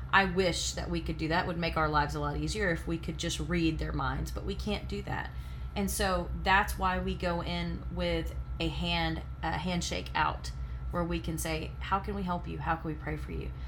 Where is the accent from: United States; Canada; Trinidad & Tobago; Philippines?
United States; the South; I'm from the South. I grew up where people said yes sir, yes ma'am